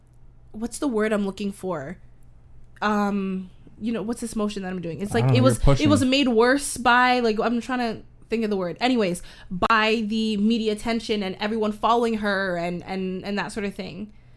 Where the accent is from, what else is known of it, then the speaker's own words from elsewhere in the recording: Canada; as a Canadian woman